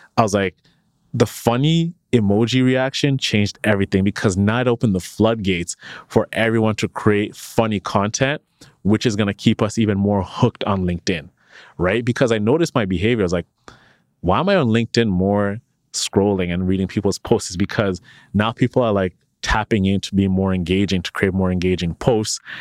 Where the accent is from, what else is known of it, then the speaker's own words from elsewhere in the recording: Canada; when you work at Shopify as a Canadian